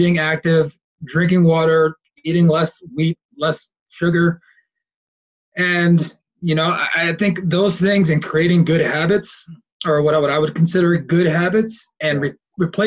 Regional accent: Philadelphia, Pennsylvania, United States; moved away as an adult; also born or lived in Delaware; now in San Diego, United States; I was born and raised in Philadelphia, and I lived there for 18 years

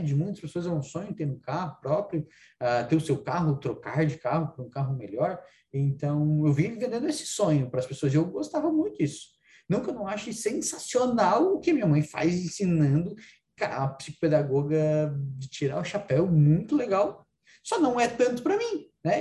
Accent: Praia Grande, Santa Catarina, Brazil; eu sou de Praia Grande, cidadezinha lá do interior, aqui do interior, né, na divisa com o Rio Grande do Sul

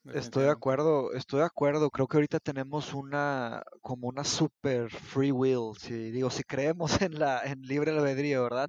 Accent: Mexico; also born or lived in Brazil; yo soy brasileño, yo nací en Brasil, pero me vine a ah, México cuando, tenía cinco años, me vine a México por, eh, por el divorcio de mis padres, me vine para acá y ya, aquí, aquí crecí

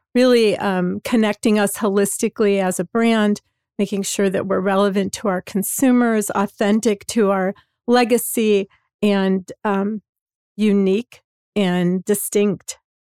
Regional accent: Hammond, Indiana, United States; I grew up in Hammond, Indiana, which is in the northwest corner of Indiana, right the south side of Chicago, a, a area called the region.

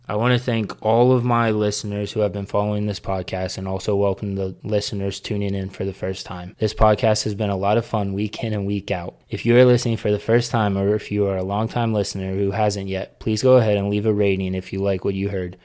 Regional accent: United States; being an American

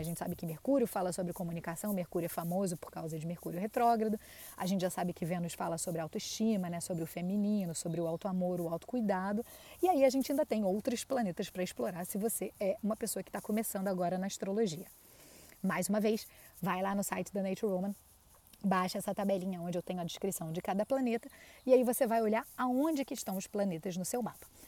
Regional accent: Brazil; Nós que nascemos no Brasil

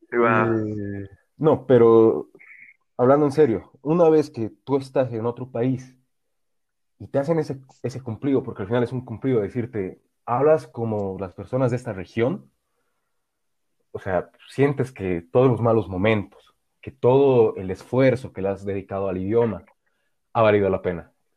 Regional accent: Bolivia; also born or lived in Bavaria, Germany; me preguntaba de dónde era. Yo respondía de Bolivia

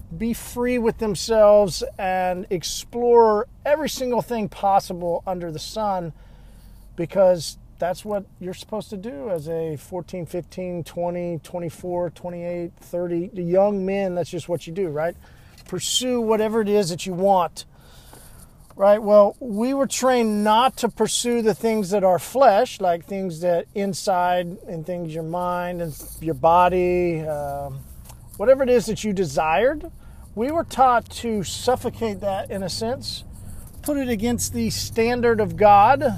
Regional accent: Midwest, United States; now in Tulsa, United States; Growing up in the Midwest, Southern Baptist

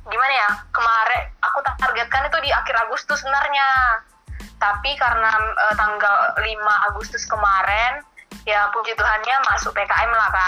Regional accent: Batam, Riau Islands, Indonesia; Uh, aku berasal dari

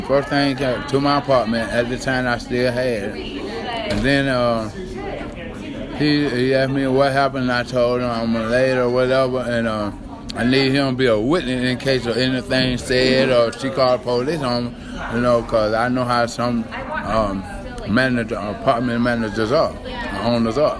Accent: Atlanta, Georgia, United States; I was born in Atlanta, but I was raised up in Bankhead, northwest side

